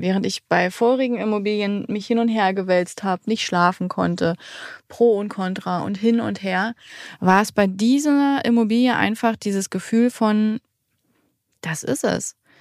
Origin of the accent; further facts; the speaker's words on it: Salzwedel, Saxony-Anhalt, Germany; also born or lived in Hamburg; now in Magdeburg, Germany; wir kommen ursprünglich aus Salzwedel in der Altmark